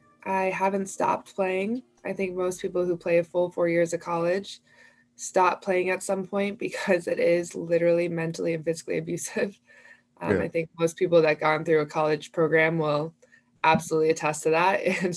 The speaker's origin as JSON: {"language": "English", "town": "Philadelphia", "region": "Pennsylvania", "country": "United States", "moved": "as an adult", "lives_now": "Los Angeles, United States", "said": "I'm from Philly, so I played with a lot of like washed up college players."}